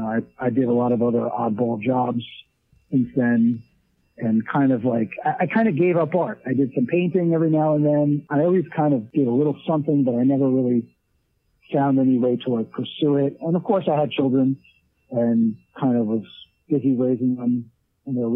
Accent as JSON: {"language": "English", "town": "Red Hook", "region": "New York", "country": "United States", "said": "I'm from Red Hook, New York, in the Hudson Valley area"}